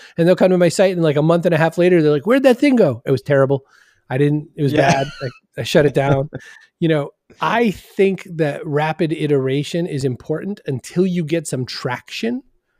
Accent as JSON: {"language": "English", "region": "Maine", "country": "United States", "tie": "born there", "lives_now": "Boston, United States", "said": "Well, so I was born in Maine and then I came down here and I liked neither accent."}